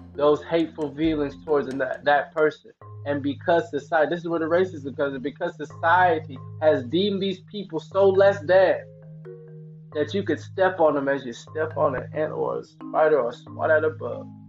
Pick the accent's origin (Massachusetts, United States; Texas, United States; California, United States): California, United States; the Bay Area; I'm from the Bay Area